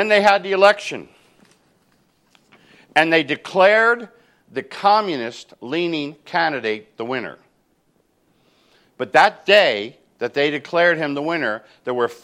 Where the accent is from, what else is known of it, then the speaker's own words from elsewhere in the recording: New Jersey, United States; moved away; I'm from New Jersey. I talk fast